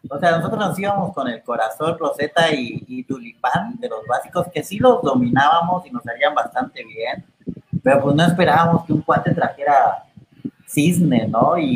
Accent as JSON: {"language": "Spanish", "region": "Chiapas", "country": "Mexico", "said": "como soy de Chiapas"}